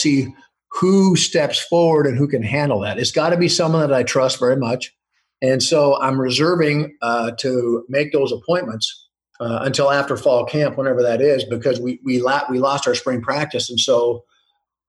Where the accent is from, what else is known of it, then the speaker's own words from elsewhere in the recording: Crawford, Nebraska, United States; moved away as an adult; my hometown is 30 miles from Wyoming and 30 miles from South Dakota. I'm way up in the northwest corner